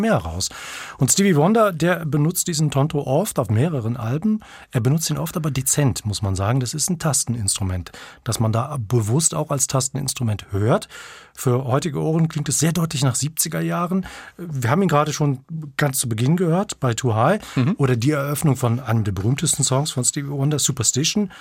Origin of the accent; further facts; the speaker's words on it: North Rhine-Westphalia, Germany; Ich bin ja in Nordrhein-Westfalen aufgewachsen